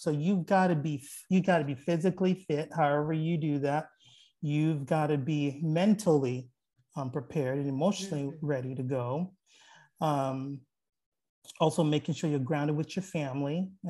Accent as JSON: {"language": "English", "town": "Lower Merion", "region": "Pennsylvania", "country": "United States", "tie": "born there", "said": "So for me, well, I was born in Lower Merion, Pennsylvania. Actually, that's where I was born."}